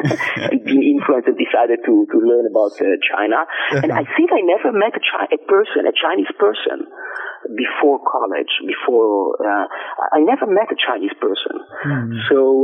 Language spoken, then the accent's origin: English; Jerusalem, Jerusalem District, Israel; So as you know, I'm Israeli. Mm-hmm. I was born and raised in Jerusalem.